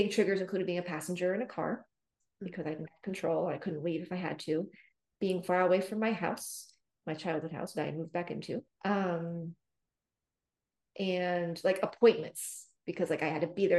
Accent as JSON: {"language": "English", "town": "San Francisco", "region": "California", "country": "United States", "also_born_or_lived": "Los Angeles, California", "said": "I'm from the Bay Area. I'm from San Francisco in California. And when I was 20, I moved to Los Angeles"}